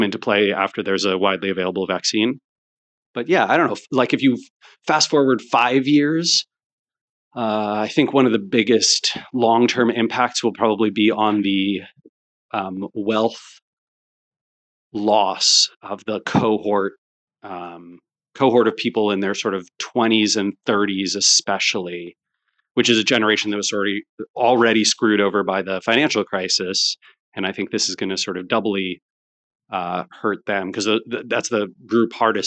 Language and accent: English; United States; as an American